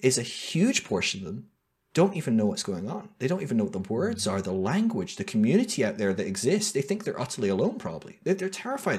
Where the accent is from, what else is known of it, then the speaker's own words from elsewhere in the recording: United Kingdom; moved away; also born or lived in United States; being a Brit in a alt-right wing charismatic church in America